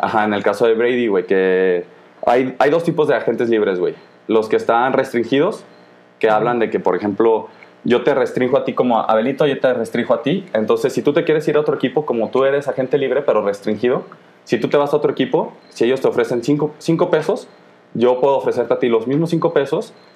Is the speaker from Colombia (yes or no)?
no; Guanajuato, Mexico; Somos nosotros de Guanajuato